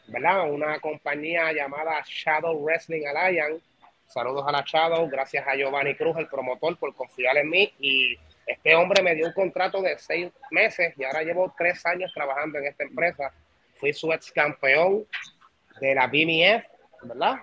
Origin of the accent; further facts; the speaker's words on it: Puerto Rico; conozco el negocio en mi tierrita